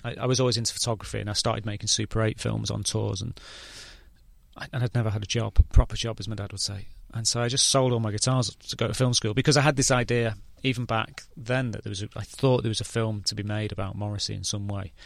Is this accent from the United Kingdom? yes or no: yes; England, United Kingdom